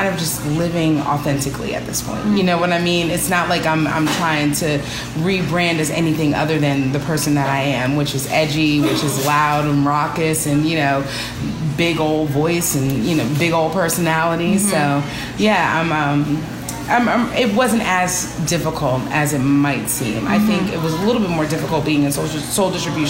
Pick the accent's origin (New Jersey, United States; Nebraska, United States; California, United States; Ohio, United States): New Jersey, United States; Jersey Shore; moved away as an adult; now in Pittsburgh, United States; I'm actually from New Jersey, born and raised. I grew up on the Jersey Shore.